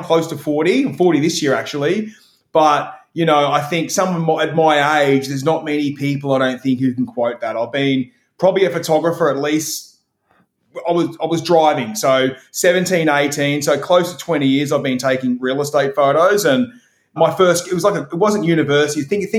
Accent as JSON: {"language": "English", "region": "Queensland", "country": "Australia", "tie": "born or raised there", "said": "I took my two young sons to Australia Zoo, which is about 20 minutes from my hometown."}